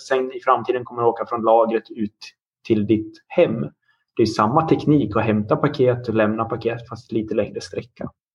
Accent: Dalarna County, Sweden; now in Linköping, Sweden; Jag är också uppvuxen på landsbygden i Dalarna

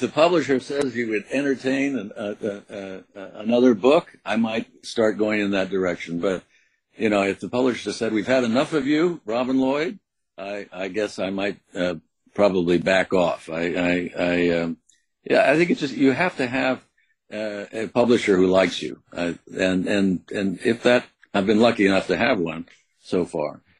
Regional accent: U.S. Virgin Islands; I had a childhood growing up in St. Croix, which was an unusual childhood.

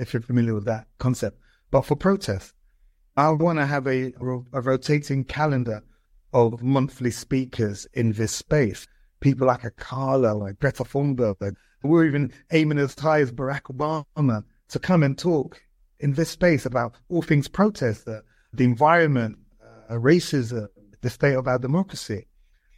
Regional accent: London, United Kingdom; I grew up in Brixton

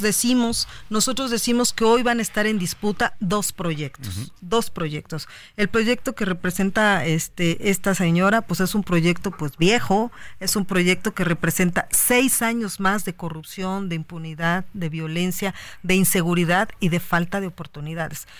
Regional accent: Cuautla, Morelos, Mexico; en Cuautla, donde es mi tierra, yo soy de Cuautla

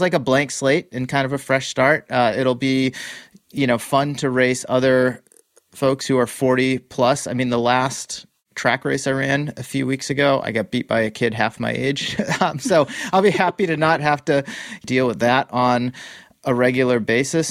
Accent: Massachusetts, United States; also born or lived in Boston; now in California, United States; I grew up in Massachusetts, I now live in California.

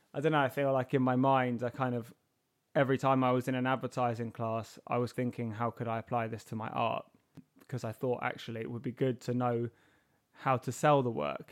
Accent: London, United Kingdom; I was born and raised in Herne Hill

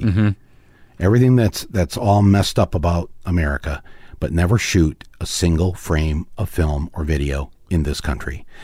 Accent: Midwest, United States; we're from the Midwest

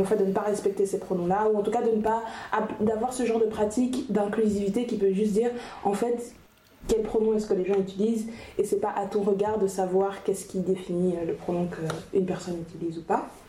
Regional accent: Brussels, Brussels-Capital Region, Belgium; je suis bruxelloise, donc je suis plutôt, plutôt d'un milieu urbain

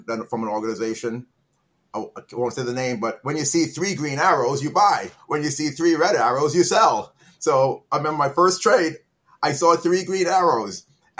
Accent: Trinidad & Tobago; I'm from Trinidad.

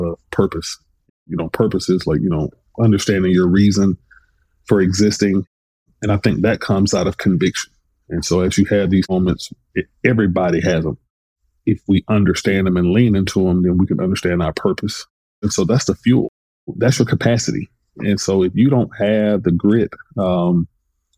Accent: Atlanta, Georgia, United States; I was born in 1976 in Atlanta

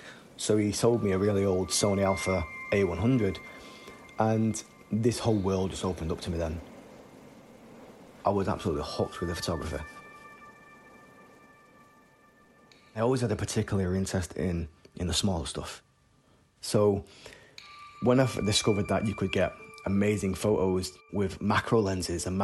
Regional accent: Salford, North West England, United Kingdom; I grew up in Salford. It was considered one of the roughest areas in Manchester.

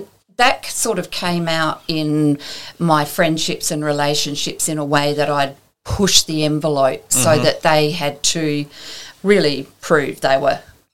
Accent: Townsville, Queensland, Australia; also born or lived in Magnetic Island; I was born in Townsville, and my parents lived, my adopted parents, lived on Magnetic Island.

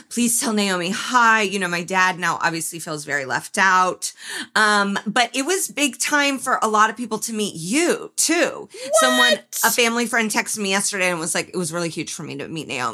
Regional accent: New York City, New York, United States; It's also hilarious to brag about mob connections to a woman born and raised in New York City.

